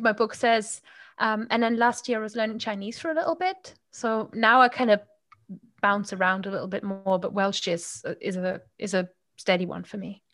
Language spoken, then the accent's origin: English; Germany; accent: Moselfränkisch; first language German; English is a second language; now in United Kingdom; I grew up with a really strong dialect of German spoken in my household as well.